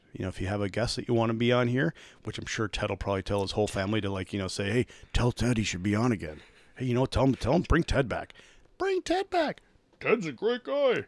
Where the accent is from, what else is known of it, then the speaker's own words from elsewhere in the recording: Minnesota, United States; being a Minnesotan